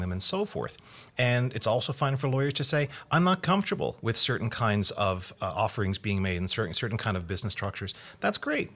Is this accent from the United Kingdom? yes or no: no; Canada; I am Canadian